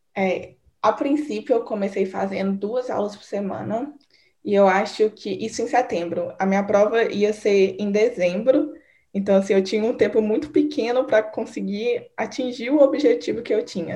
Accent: Divinópolis, Minas Gerais, Brazil; moved away as an adult; now in Belo Horizonte, Brazil; Eu sou naturalmente de Divinópolis, mas eu moro em BH tem uns seis anos.

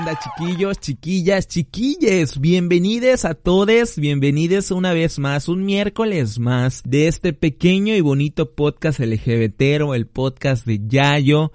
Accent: Quintana Roo, Mexico; somos de Quintana Roo

